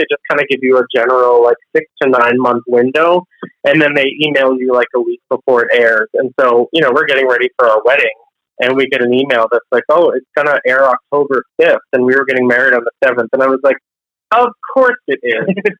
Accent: Boston, Massachusetts, United States; I'm from Boston

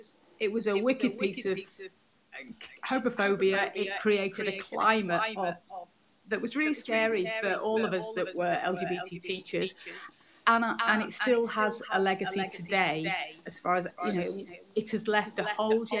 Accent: Yorkshire and the Humber, United Kingdom; moved away as an adult; also born or lived in Liverpool / Suffolk; I'm from South Yorkshire originally

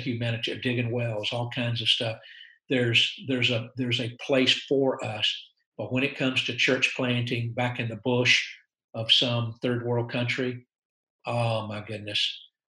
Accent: United States; I'm an American missionary

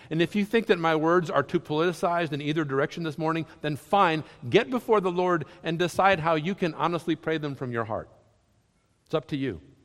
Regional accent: Southern United States, United States; accent: Southern; Southerners. We speak a little different one

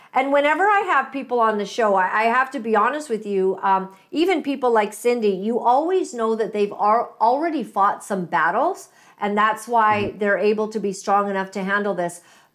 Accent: Canada; You're basically going to stand your ground in what you know to be, I think, as a Canadian.

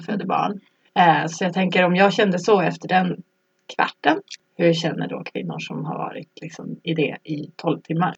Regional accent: Norrland, Sweden; moved away as an adult; also born or lived in Stockholm; now in Solna, Sweden; Jag är från Norrland jag har bott i Stockholm sedan jag var kanske 19 eller någonting sånt.

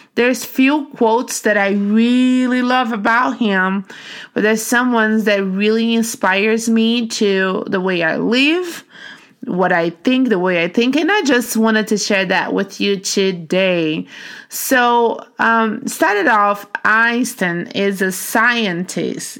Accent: Brazil; English is a second language; now in United States; growing up in Brazil

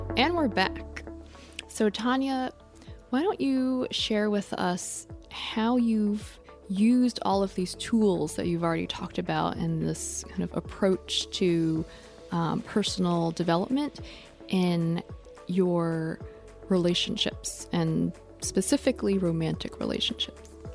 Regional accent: New York City, New York, United States; growing up in New York City, in the Lower East Side

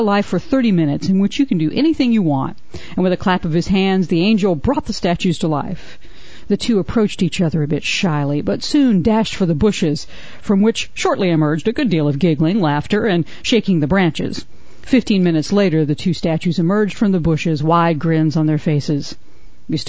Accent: the South, United States; also born or lived in Atlanta; Growing up in the South

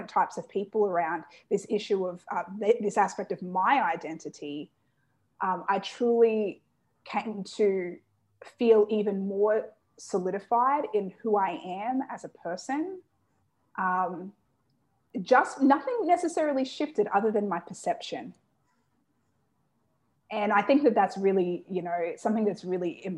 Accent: Australia; I was born and raised in Australia

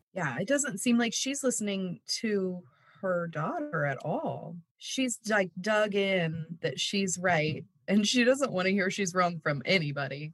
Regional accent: Pittsburg, Kansas, United States; now in Overland Park, United States; still live in my childhood home in Pittsburgh

